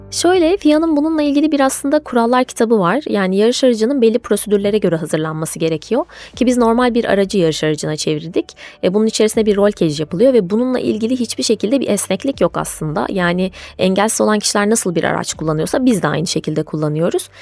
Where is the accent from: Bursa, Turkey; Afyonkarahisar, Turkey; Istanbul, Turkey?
Bursa, Turkey; Bursa'da yaşıyorum. Bursa doğumluyum.